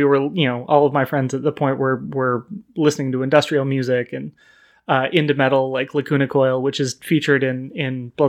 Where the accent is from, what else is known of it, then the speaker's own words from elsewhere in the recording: Sacramento, California, United States; growing up in Sacramento, we had a couple of really amazing comic book shops that all had kind of a tabletop investment to them.